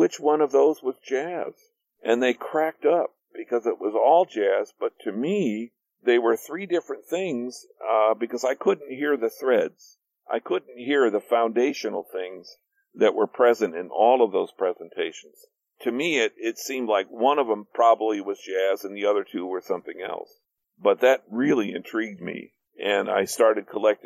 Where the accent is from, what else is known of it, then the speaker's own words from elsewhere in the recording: Gary, Indiana, United States; moved away; I came from Gary, Indiana, which was a steel town, a factory town